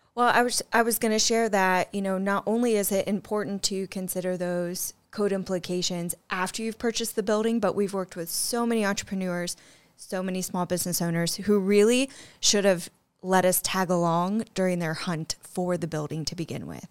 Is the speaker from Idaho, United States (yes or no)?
no; Middle Point, Ohio, United States; Middle Point, Ohio, I think population, I don't know, maybe 300 at best. So, yeah, grew up on a farm right outside of Middle Point